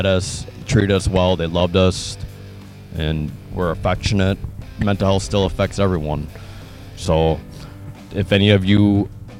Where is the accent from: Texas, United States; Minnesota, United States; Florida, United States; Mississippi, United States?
Minnesota, United States; Hastings; also born or lived in South Korea; Predominantly, Hastings, Minnesota has been very Caucasian. There was one Korean adoptee girl in our school